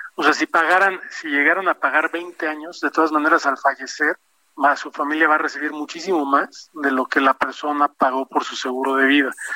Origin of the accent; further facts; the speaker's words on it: Mexico; como mexicanos